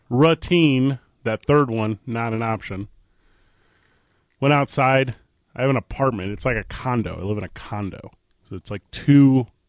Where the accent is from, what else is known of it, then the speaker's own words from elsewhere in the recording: East St. Louis, Illinois, United States; now in Albuquerque, United States; I'm from St. Louis, Missouri, Vital